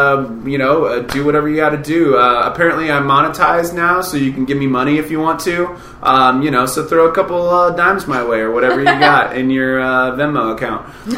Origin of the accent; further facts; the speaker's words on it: Kansas City, Missouri, United States; how is it that I'm from Kansas City and I got to be in these fun places and do these great performances and be with these people?